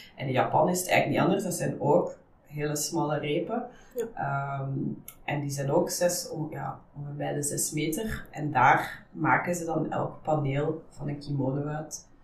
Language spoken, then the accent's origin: Dutch; Ghent, Flanders, Belgium; also born or lived in Netherlands; ik ben oorspronkelijk Nederlandse. Mhm. Eh, ik woon ondertussen wel echt al bijna heel mijn leven in Gent